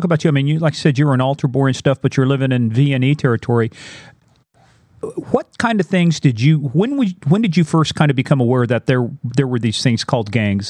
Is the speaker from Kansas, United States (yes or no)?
yes; Kansas, United States; I'm from Kansas.